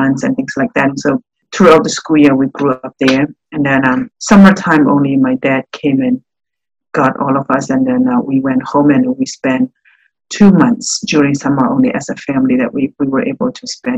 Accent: northern Burma, Myanmar; now in Jacksonville, United States; I was born and raised in Burma, in northern part of my country

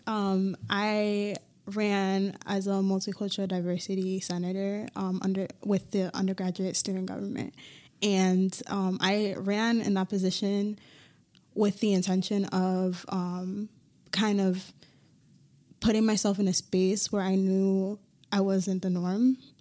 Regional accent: Hartford, Connecticut, United States; I grew up in Hartford

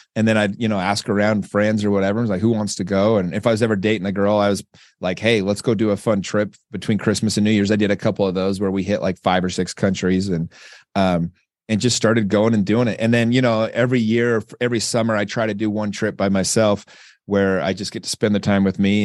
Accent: Utah, United States; I'm from Utah. We don't even have, we barely have minorities.

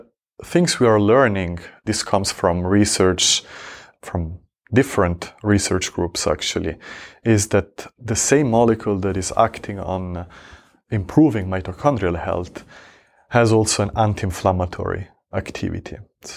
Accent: Switzerland; I grew up in Switzerland.

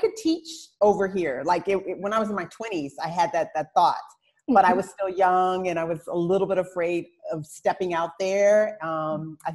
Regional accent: Michigan, United States; moved away as an adult; also born or lived in Houston, Texas; now in Abu Dhabi, United Arab Emirates; I am originally from Michigan, but I live in Abu Dhabi

